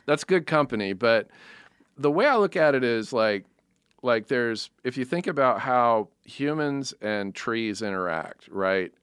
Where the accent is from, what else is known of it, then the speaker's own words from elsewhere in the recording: United States; I'm American